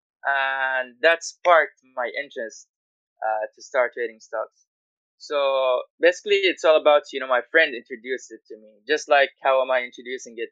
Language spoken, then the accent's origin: English; Guyana; moved away as an adult; now in Malaysia; I am from Guyana. It's a country north of Brazil.